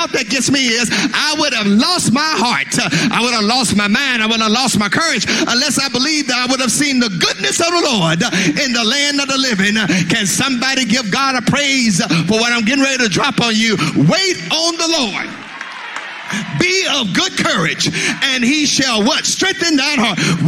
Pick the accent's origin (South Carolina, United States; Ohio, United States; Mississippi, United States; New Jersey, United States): Mississippi, United States; I'm from Mississippi